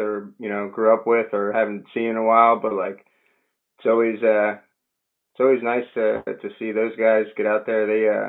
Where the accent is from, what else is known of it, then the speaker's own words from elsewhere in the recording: Arnold, Maryland, United States; I grew up in Arnold